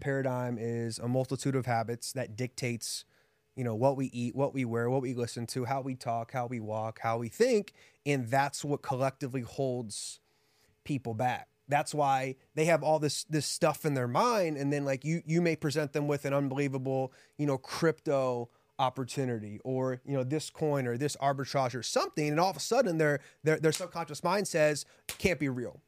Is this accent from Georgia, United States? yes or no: no; Columbus, Ohio, United States; moved away as an adult; also born or lived in Houston, Texas; now in Las Vegas, United States; Grew up in Columbus, Ohio